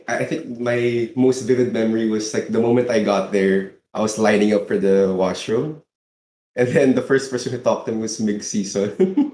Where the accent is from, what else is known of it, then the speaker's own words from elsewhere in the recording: Laguna, Calabarzon, Philippines; I'm from Laguna